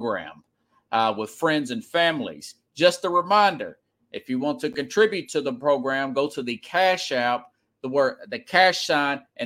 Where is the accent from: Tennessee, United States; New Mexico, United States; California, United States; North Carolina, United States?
Tennessee, United States; Nashville; I grew up here in Nashville area and Nashville, Tennessee. I've lived in other areas, but primarily I've lived here in Nashville